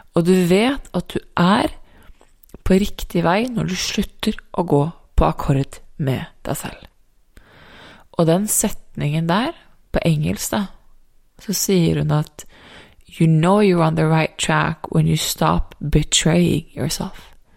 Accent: Norway; moved away as an adult; also born or lived in United States

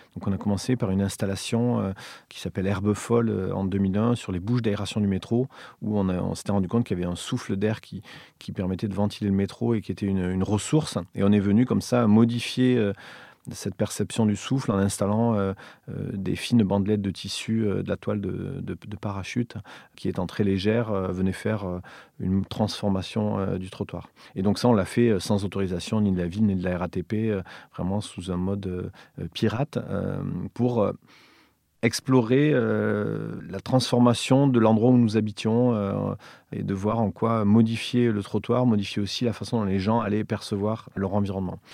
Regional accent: Villefranche-de-Rouergue, Occitania, France; born or raised there; moved away; also born or lived in Montréal / Paris

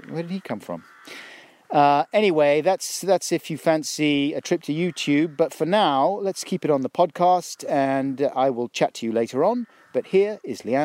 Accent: London, United Kingdom; also born or lived in Stockwell; I grew up down in South London, Clapham

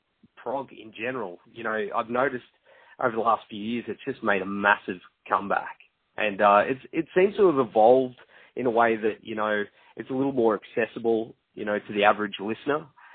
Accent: Gold Coast, Queensland, Australia; they're from my hometown when I'm talking to you now on the Gold Coast.

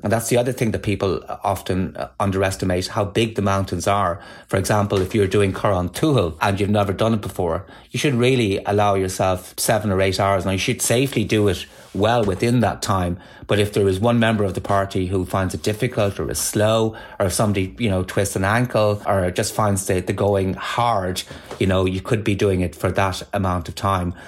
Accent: Galway, Connacht, Ireland; I grew up in Galway

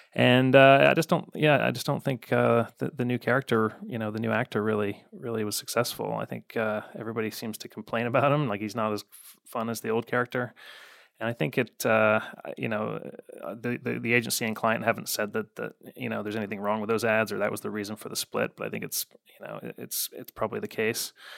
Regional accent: Chicago, Illinois, United States; I grew up in the South suburbs of Chicago, so I was more of a White Sox guy

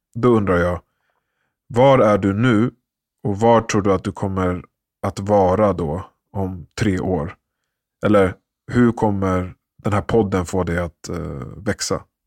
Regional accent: Sweden; så föddes jag ju i Sverige

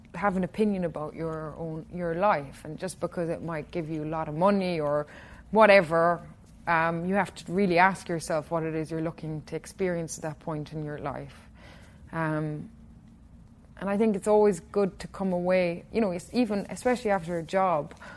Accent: Killarney, Munster, Ireland; my hometown in Killarney

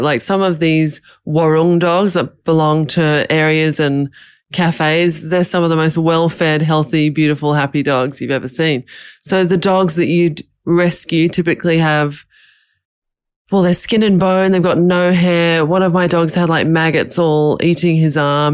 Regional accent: Australia; moved away as an adult; now in Bali, Indonesia; I've lived in Bali for five years, but I'm Australian

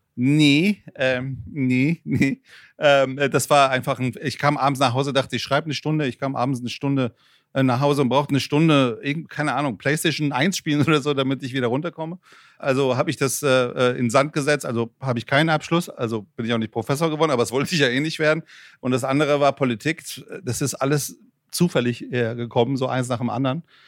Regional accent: Frankfurt, Hesse, Germany; also born or lived in Iran; ich bin Frankfurter, ich hoffe, das hört man. Äh, ich bin mit 13 Jahren aus, aus dem Iran nach Frankfurt gekommen

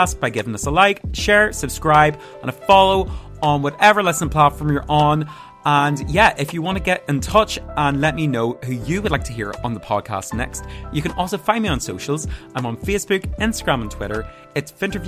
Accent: Armagh, Northern Ireland, United Kingdom; my hometown

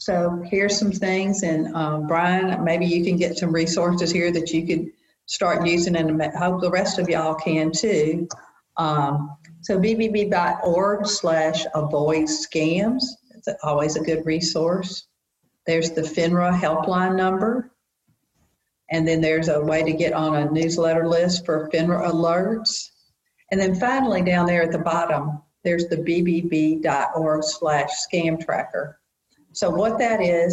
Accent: the South, United States; we're from the South

